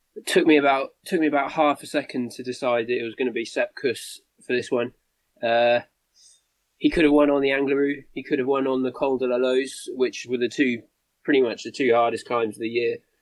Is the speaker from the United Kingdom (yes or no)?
yes; United Kingdom; as a Brit